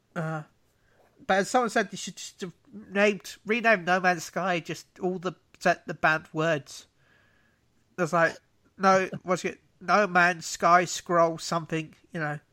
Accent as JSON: {"language": "English", "country": "United Kingdom", "said": "I'm British"}